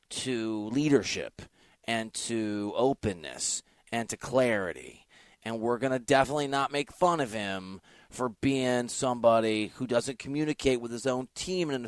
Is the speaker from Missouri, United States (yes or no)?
no; Dubuque, Iowa, United States; moved away; I grew up in Dubuque, Iowa.